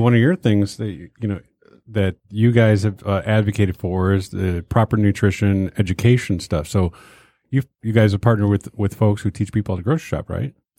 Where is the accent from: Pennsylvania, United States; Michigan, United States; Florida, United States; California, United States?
Michigan, United States; Detroit; I grew up in Detroit.